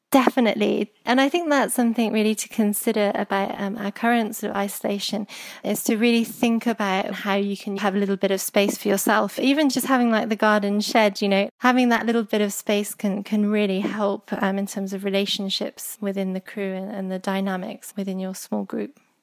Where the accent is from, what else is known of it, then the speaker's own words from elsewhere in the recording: Herefordshire, West Midlands, United Kingdom; Growing up in Herefordshire